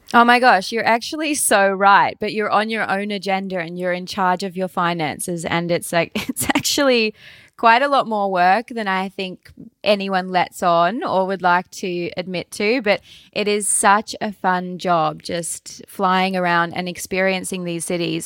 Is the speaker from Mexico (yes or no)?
no; Launceston, Tasmania, Australia; accent: Australian; I was born in the northwest of Tasmania and then have lived pretty much my entire life in Launceston, which is the second biggest city in the north